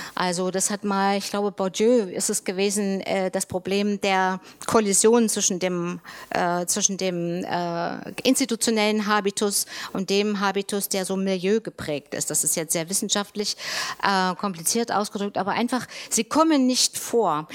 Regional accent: Saxony-Anhalt, Germany; ich in meinem Heimatland in Sachsen-Anhalt

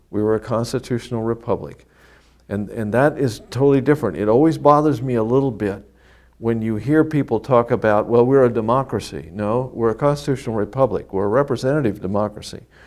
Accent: Kansas, United States; now in Florida, United States; I was born and raised in Kansas, heavily German farming community, half Methodist, half Catholic

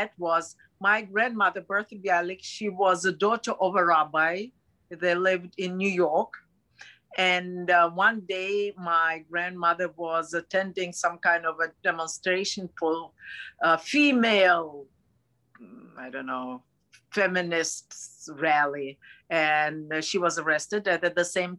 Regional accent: Moscow, Russia; I'm Russian. I was born and raised in Moscow

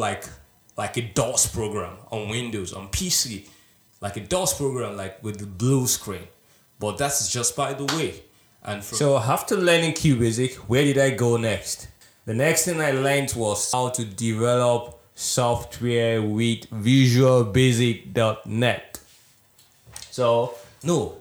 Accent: Nigeria; now in Estonia; I am originally from Nigeria

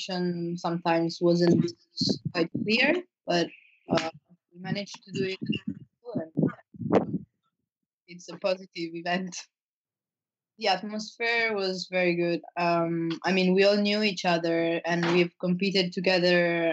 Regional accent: Italy; I come from Italy and I'm 16 years old

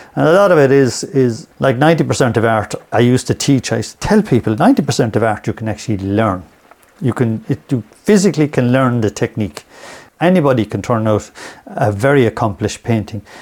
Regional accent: Limerick, Munster, Ireland; moved away as an adult; now in Ennis, Ireland; I'm originally from Limerick

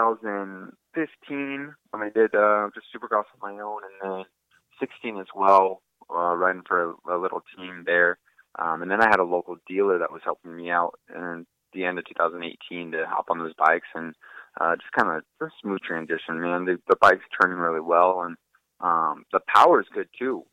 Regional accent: Coeur d'Alene, Idaho, United States; moved away; my hometown, Coeur d'Alene, Idaho.

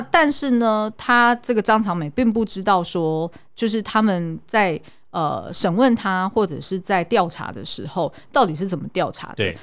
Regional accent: Xindian, New Taipei, Taiwan; 因为我是眷村出生的，对。就是我小时候是住在新店的眷村

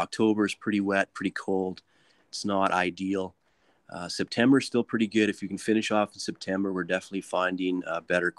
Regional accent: Alberta, Canada; And from that time, I was from Alberta, and it just blew my mind that it was so open and accepted there.

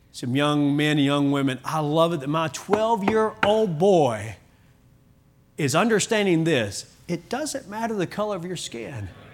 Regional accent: Kentucky, United States; now in Oklahoma, United States; I was born in Kentucky

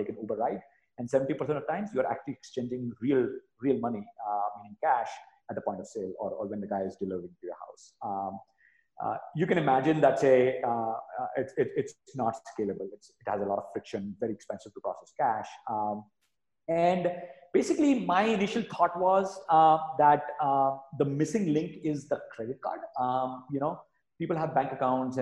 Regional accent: India; moved away as an adult; also born or lived in New York City, United States; I grew up in India, went to the US to go to grad school, and then ended up working on Wall Street for almost 10 years.

